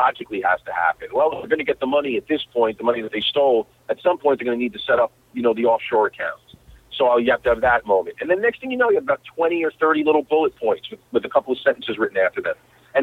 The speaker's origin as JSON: {"language": "English", "region": "New York", "country": "United States", "tie": "born or raised there", "moved": "yes"}